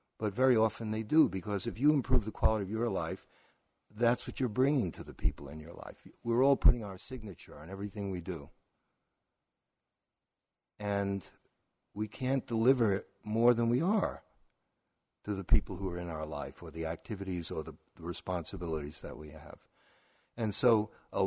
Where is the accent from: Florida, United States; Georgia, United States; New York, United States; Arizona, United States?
New York, United States; New York City; I'm also from Brooklyn